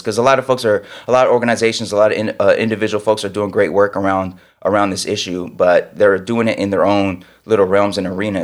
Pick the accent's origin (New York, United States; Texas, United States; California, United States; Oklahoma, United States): California, United States; Sacramento; moved away; I grew up in Sacramento